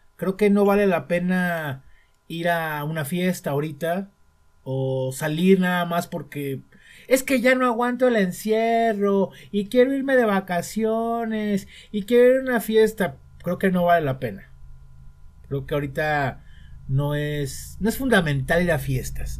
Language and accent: Spanish; Mexico; como mexicano